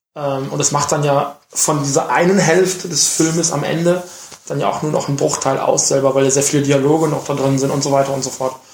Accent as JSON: {"language": "German", "country": "Germany", "said": "bei uns in Deutschland"}